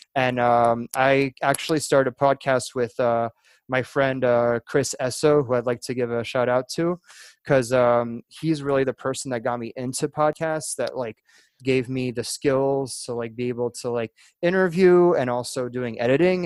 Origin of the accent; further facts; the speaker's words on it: France; moved away as an adult; also born or lived in Virginia / Alabama; now in United States; I was born in France. My dad's French, but my mom is from Alabama. So I was in there in France most of my life, and I moved to the US back in 2012 when I was 18 years old